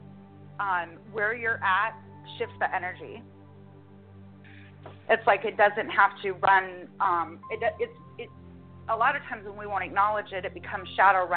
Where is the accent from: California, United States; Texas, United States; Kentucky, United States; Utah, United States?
Utah, United States; born and raised in Utah